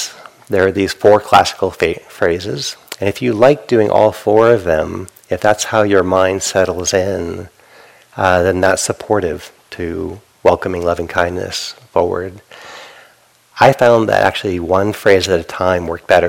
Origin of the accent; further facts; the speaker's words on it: New England, United States; Growing up in New England, Northeast Coast, harshness on others is part of a cultural value